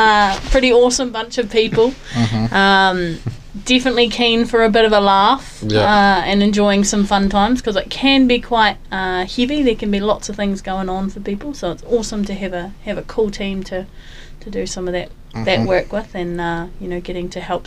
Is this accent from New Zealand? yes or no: yes; Dunedin, Otago, New Zealand; moved away as an adult; now in Invercargill, New Zealand; I'm originally from Dunedin. Moved through here almost 4 years ago now